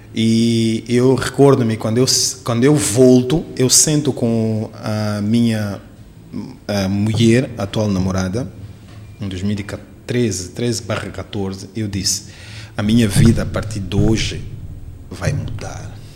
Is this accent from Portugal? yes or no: no; Quelimane, Zambezia, Mozambique; now in Maputo, Mozambique; Eu sou de Climana